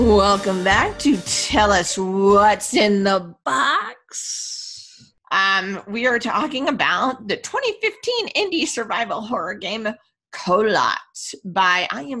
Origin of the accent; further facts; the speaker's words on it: Vermont, United States; now in Texas, United States; I grew up in Vermont, so you're not impressing me much. Grew up in New England, man. It's snow drifts taller than me.